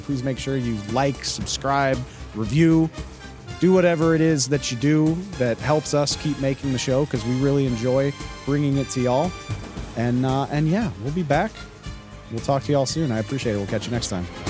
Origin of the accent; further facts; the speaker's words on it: New Orleans, Louisiana, United States; my hometown of New Orleans